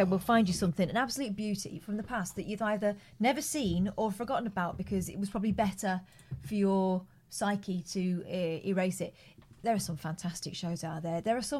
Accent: Walkden, North West England, United Kingdom; moved away; I lived in Walkden for a lot of my young life.

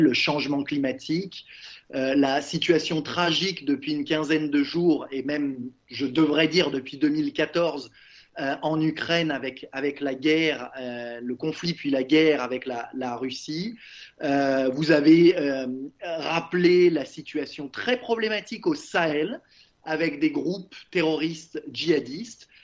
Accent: Lyon, Auvergne-Rhône-Alpes, France; moved away as an adult; also born or lived in Montreal, Canada; j'ai grandi à Lyon

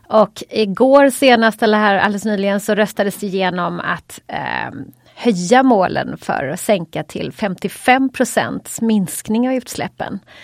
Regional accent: Småland, Sweden; jag är ju smålänning också

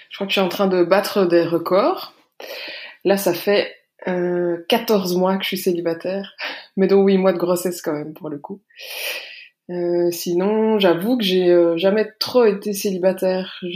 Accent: Belgium; j'ai 33 ans, j'habite en Belgique, je suis belge.

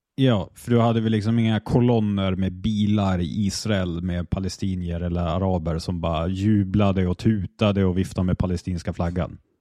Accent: Sweden; så resonerar jag som svensk också

